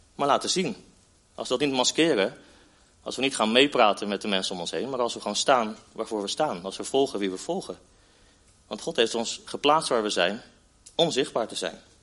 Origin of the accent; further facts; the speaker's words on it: Netherlands; als Nederlanders